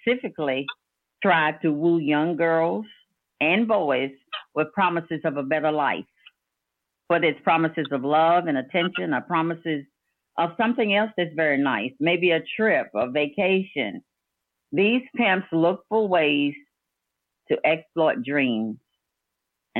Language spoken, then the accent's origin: English; Danville, United States; I'm from Danville